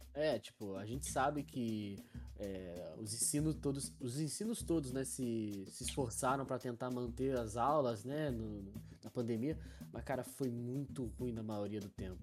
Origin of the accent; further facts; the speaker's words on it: Porto Real, Rio de Janeiro, Brazil; eu, que sou de Porto Real